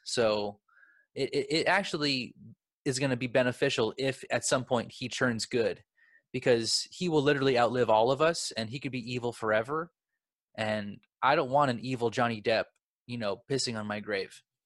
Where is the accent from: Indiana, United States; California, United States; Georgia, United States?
California, United States; Los Angeles; I'm from Los Angeles